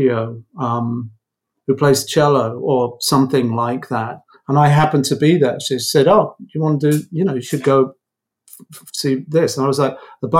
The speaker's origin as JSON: {"language": "English", "town": "Croydon", "region": "London", "country": "United Kingdom", "tie": "born or raised there", "also_born_or_lived": "Redhill", "said": "I was sort of knocking around Croydon. So, and then moved to London, I think when we were about 15"}